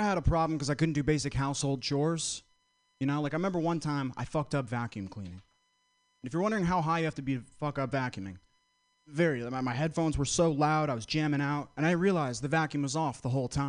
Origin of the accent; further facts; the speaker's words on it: Vermont, United States; moved away as an adult; now in San Francisco, United States; I'm from Vermont, close to Boston, grew up going to Boston